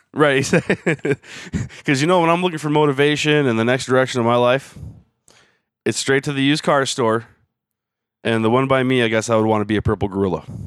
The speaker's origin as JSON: {"language": "English", "region": "Michigan", "country": "United States", "said": "I'm from Michigan."}